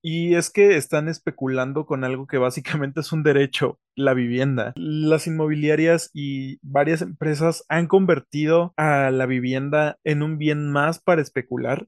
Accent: Valle de Bravo, State of Mexico, Mexico; moved away as an adult; now in Mexico City, Mexico; También me tocó vivirlo en el pueblo mágico de Valle de Bravo, de donde soy originario.

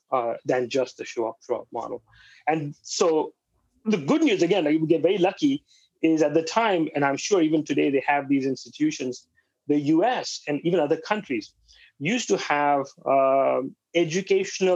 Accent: Mumbai, Maharashtra, India; moved away as an adult; also born or lived in Cedar Rapids, Iowa / Birmingham, Alabama; now in United States; I'm from Bombay

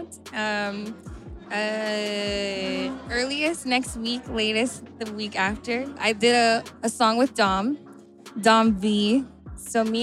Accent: Hawaii, United States; moved away; I'm from Hawaii

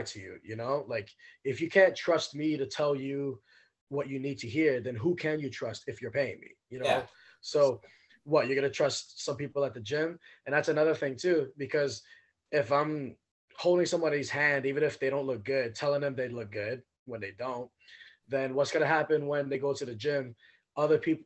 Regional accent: New York City, New York, United States; moved away as an adult; now in Washington, United States; I grew up in Brooklyn, New York, and in East New York in particular, Cypress Hills.

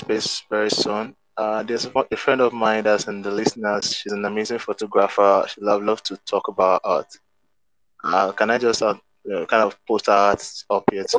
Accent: Nigeria; I'm an artist from Nigeria.

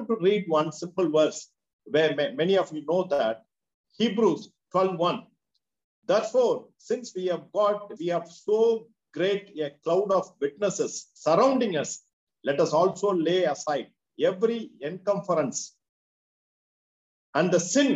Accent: Madurai, Tamil Nadu, India; I am from Madurai.

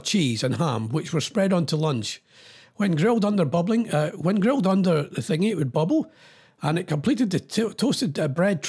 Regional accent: Scotland, United Kingdom; I'm Scottish

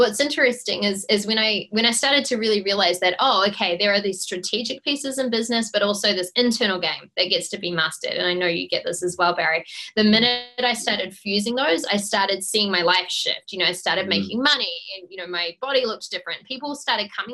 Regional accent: Auckland, New Zealand; So I grew up in Auckland, New Zealand

